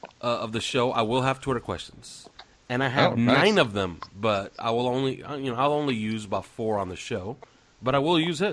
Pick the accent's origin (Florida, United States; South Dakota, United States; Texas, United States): Florida, United States; South; Although I'm from South Florida